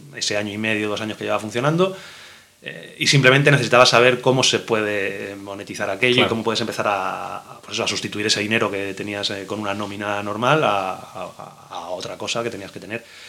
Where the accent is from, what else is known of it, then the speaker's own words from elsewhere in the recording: Madrid, Community of Madrid, Spain; yo nací en Madrid